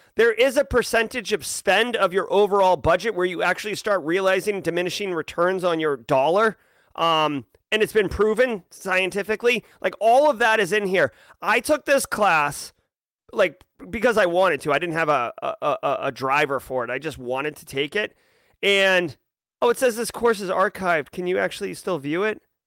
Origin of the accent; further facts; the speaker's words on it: New England, United States; I grew up in New England